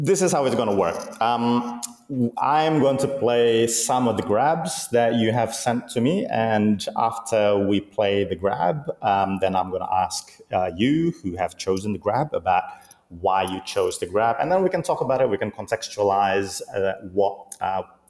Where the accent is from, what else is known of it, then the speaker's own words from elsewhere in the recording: Bandung, West Java, Indonesia; I'm recording from Bandung, my hometown